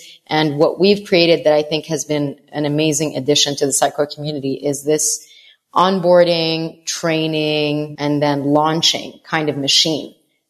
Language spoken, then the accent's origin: English; Saudi Arabia; also born or lived in Jerusalem / Damascus, Syria / Canada; I'm originally Palestinian from Jerusalem, but I was born in Damascus, Syria, and I was raised in Saudi Arabia. I'm a Jordanian U.S. citizen, and I was educated in Canada and lived across 7 countries.